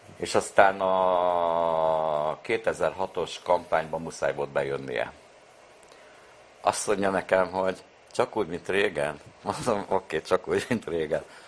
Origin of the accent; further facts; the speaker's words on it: Budapest, Hungary; Én a Foti úton születtem, akkor még Újpest nem tartozott a bűnös városhoz. Tehát én ugye Újpesten születtem, nem Budapesten